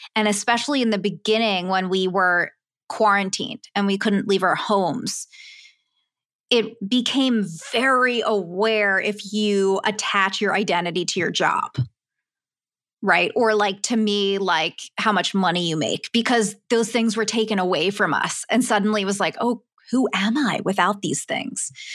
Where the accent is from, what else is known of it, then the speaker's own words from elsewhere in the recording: Philadelphia, Pennsylvania, United States; moved away; back at home, I'm from Philly, three thousand miles away